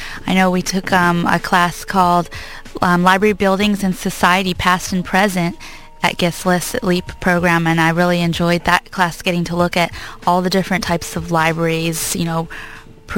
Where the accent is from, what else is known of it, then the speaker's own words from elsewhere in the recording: Southern California, United States; myself being from Southern California my whole life